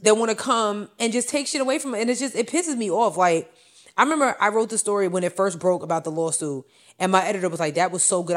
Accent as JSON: {"language": "English", "area": "Long Island", "region": "New York", "country": "United States", "said": "I'm from Long Island"}